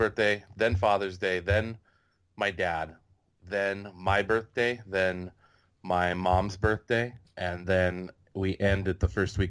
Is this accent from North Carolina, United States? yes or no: no; San Jose, California, United States; moved away as an adult; now in Burbank, United States; I am from the South Bay Area, I guess you could say. I grew up in San Jose, California.